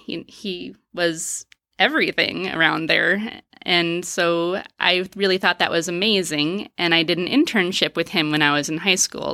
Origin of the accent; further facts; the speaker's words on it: Waterloo, Wisconsin, United States; also born or lived in New York / Dominica; I grew up in Waterloo, Wisconsin, which is about two and a half hours south of here.